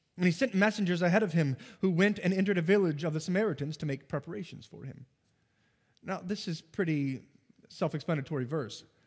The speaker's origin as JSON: {"language": "English", "area": "near St. Louis", "region": "Missouri", "country": "United States", "said": "it's near Saint Louis"}